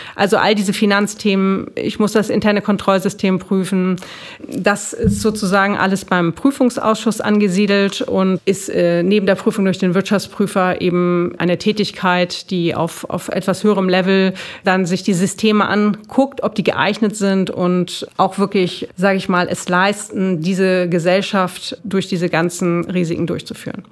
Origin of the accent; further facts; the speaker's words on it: Hamburg, Germany; ich komme aus Hamburg